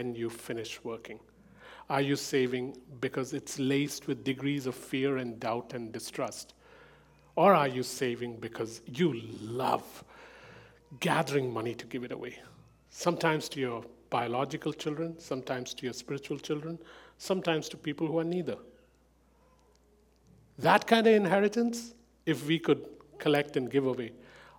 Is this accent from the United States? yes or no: no; India; As an Indian, I come from a culture where saving money is the first thing parents